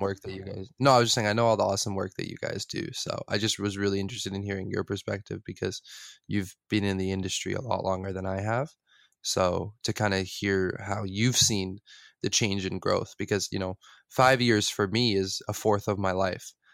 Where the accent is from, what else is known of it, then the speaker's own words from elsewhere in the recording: West Coast, United States; I grew up in the West Coast, so mountains, beaches, oceans